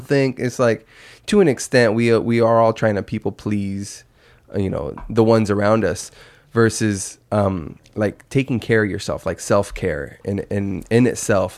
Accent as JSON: {"language": "English", "town": "Yuma", "region": "Arizona", "country": "United States", "tie": "born or raised there", "also_born_or_lived": "Phoenix area, Arizona", "moved": "as an adult", "said": "I'm from Yuma, that's three hours away, and it's like, I've probably been home fifteen times since I moved up to the valley"}